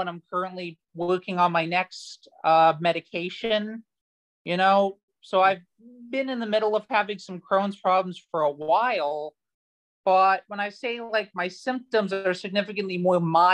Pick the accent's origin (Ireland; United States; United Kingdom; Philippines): United States; I'm from the United States